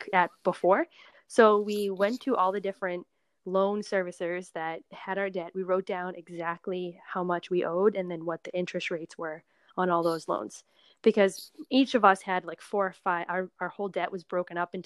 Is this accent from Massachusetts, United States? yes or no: yes; Massachusetts, United States; also born or lived in Colorado; now in California, United States; I'm from Massachusetts.